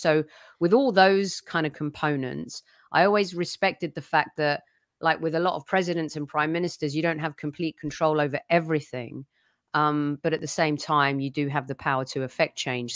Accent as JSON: {"language": "English", "region": "England", "country": "United Kingdom", "tie": "born or raised there", "moved": "yes", "lives_now": "California, United States", "said": "all three of us grew up, born and bred in England"}